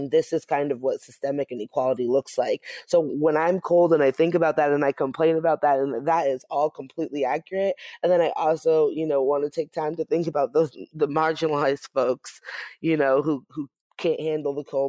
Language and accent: English; New England, United States; now in Chicago, United States; I grew up in New England.